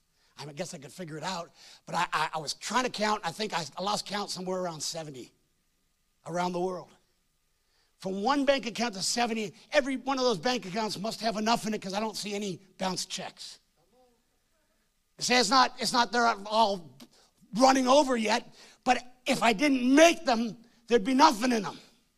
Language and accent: English; Hamilton, Ontario, Canada; born there; I was born in Hamilton, Ontario.